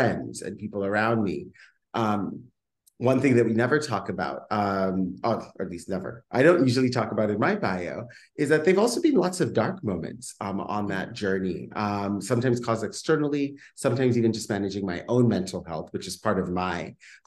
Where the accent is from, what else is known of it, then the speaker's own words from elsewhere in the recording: Kenya; moved away as an adult; now in Bay Area, United States; I grew up and was born and raised in Kenya and then came over to the Bay Area and haven't left yet